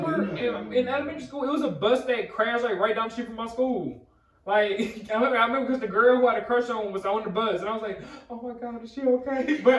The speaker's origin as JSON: {"language": "English", "region": "Midwest", "country": "United States", "moved": "yes", "said": "I'm from the Midwest, though. Like, we know not to do that shit because we deal with cold every year."}